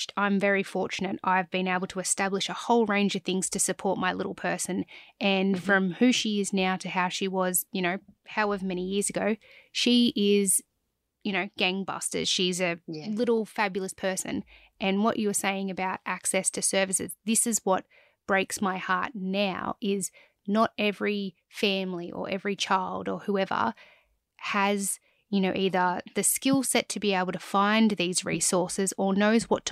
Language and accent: English; Cobar, New South Wales, Australia; I grew up in Cobar and we had, you know, a couple of thousand people